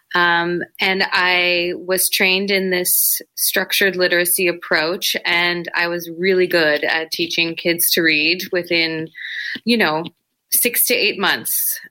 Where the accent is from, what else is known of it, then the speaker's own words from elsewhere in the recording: Toronto, Ontario, Canada; I grew up in Etobicoke. It's a, you know, an affluent suburb of Toronto